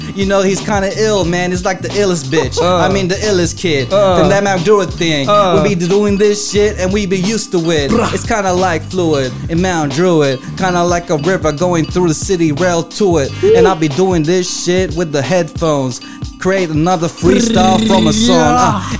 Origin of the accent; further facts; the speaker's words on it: Philippines; because I'm Filipino with the very dark skin